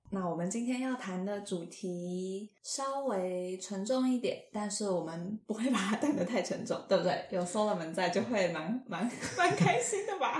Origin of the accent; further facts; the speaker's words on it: Taiwan; 身为，身为台湾人